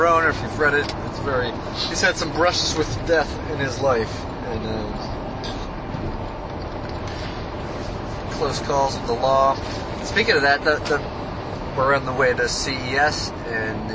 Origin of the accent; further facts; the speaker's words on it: Massachusetts, United States; where the highway goes through where I grew up, 95 and 128 are the same road